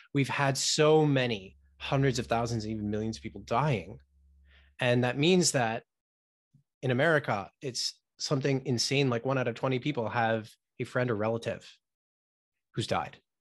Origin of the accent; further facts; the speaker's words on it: United States; I was born here in the States, but Um, yeah, having parents from the Middle East